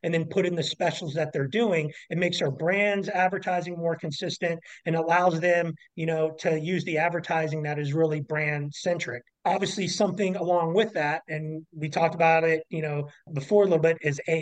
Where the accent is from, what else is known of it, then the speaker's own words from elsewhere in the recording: Kansas City, United States; moved away; I'm originally from Kansas City